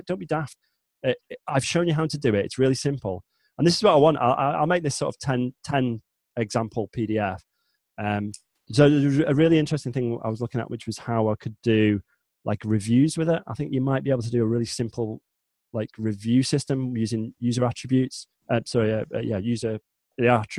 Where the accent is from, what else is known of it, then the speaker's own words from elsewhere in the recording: the north of England, United Kingdom; I am not from London. I don't sound like a Cockney. I'm from the north, so north of England.